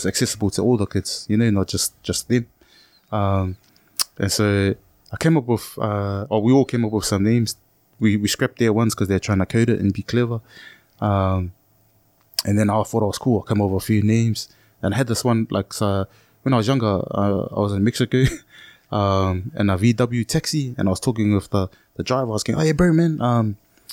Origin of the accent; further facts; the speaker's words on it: Auckland, New Zealand; I'm from Ranui